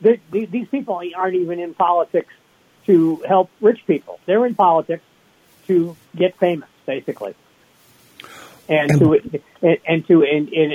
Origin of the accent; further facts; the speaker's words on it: Massachusetts, United States; I'm from Massachusetts